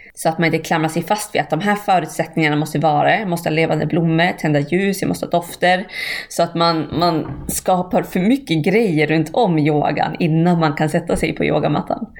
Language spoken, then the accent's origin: Swedish; Bjurholm, Västerbotten County, Sweden; moved away; där jag kommer ifrån, Bjurholm.